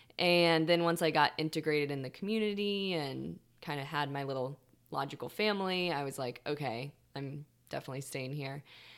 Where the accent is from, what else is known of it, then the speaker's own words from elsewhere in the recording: Tucson, Arizona, United States; moved away as an adult; now in Humboldt, United States; I uprooted from the desert. I came from Tucson, Arizona. And this year is going to be 8 years.